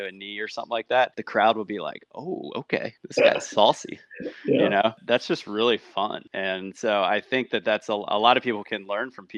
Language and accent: English; Chester, Virginia, United States; I'm from Chester, Virginia